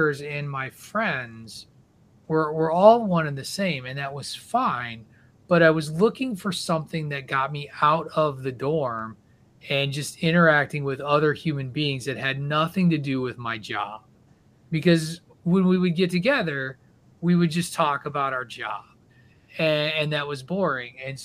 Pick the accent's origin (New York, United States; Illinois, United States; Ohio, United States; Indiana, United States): Illinois, United States; rural; also born or lived in Connecticut; now in Massachusetts, United States; I'm a Midwestern, middle of nowhere, Illinois guy.